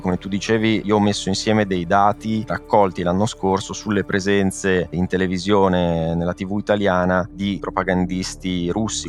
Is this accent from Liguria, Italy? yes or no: yes; Genoa, Liguria, Italy; moved away as an adult; now in Barcelona, Spain; nella mia città natale a Genova